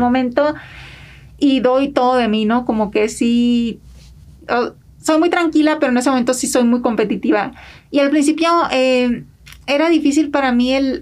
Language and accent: Spanish; Villa Benito Juárez, Sinaloa, Mexico; moved away as an adult; now in United States; Yo soy de Sinaloa y crecí en un pueblo este chiquito que se llama Villa Benito Juárez